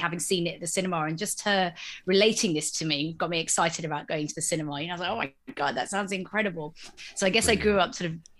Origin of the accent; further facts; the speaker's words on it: Exeter, South West England, United Kingdom; I grew up in Exeter, and at that stage, actually didn't feel like there was loads to do other than go to the shops or go to the cinema during the day